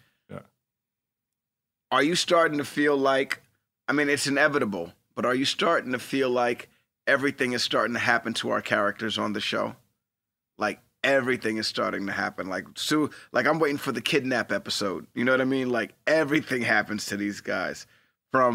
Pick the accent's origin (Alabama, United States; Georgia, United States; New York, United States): New York, United States; New York City; Growing up in New York City, I would always order from this diner called Westway Diner, right?